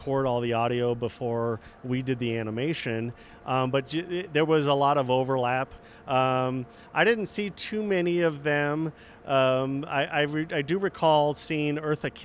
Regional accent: Southern California, United States; moved away as an adult; now in Salt Lake City, United States; I was born and raised in Southern California

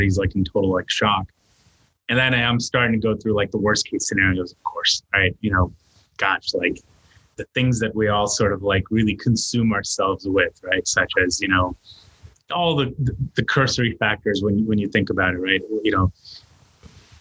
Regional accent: New York City, New York, United States; also born or lived in India; growing up in New York City

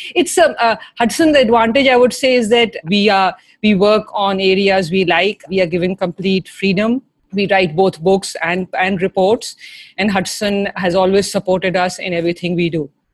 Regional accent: Lucknow, Uttar Pradesh, India; moved away as an adult; also born or lived in Delhi; now in United States; I was born in Delhi and I grew up in Lucknow.

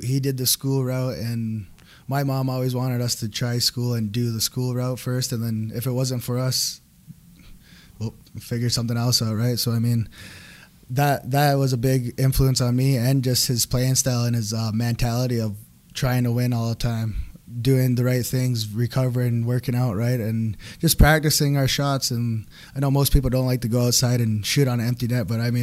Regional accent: Six Nations, Ontario, Canada; I'm from Six Nations, Ontario. I mean, was born there, raised there.

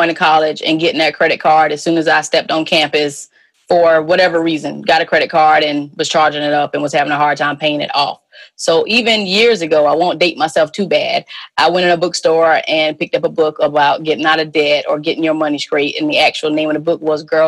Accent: South Carolina, United States; moved away as an adult; also born or lived in Richmond, Virginia / Little Rock, Arkansas; I'm from South Carolina

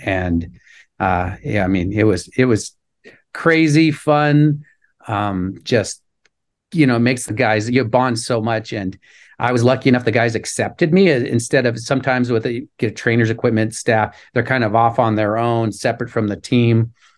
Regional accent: Anchorage, Alaska, United States; moved away as an adult; I was born and raised in Anchorage

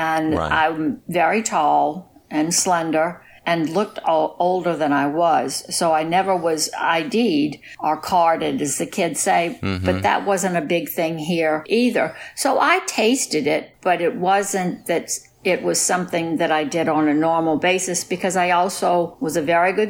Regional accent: New Orleans, Louisiana, United States; being from New Orleans, I'm not originally from New Orleans, living with a Yankee dad and a very Southern mom

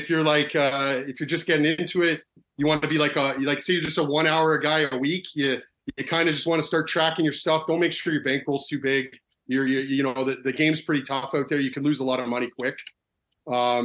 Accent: Canada; I'm from Canada

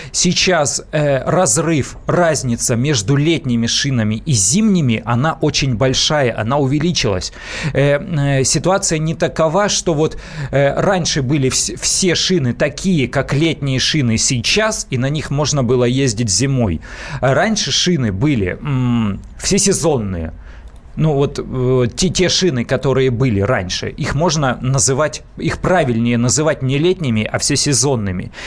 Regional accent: Siberia, Russia; now in Moscow, Russia; я просто родом из Сибири

